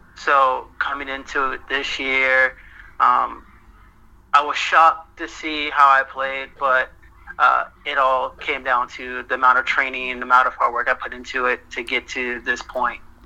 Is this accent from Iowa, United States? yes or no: no; St. Petersburg, Florida, United States; moved away; I'm originally from St. Petersburg, Florida